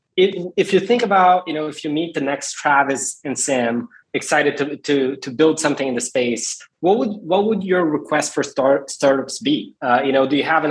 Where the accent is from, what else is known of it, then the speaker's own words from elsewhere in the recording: Brazil; I'm from Brazil myself.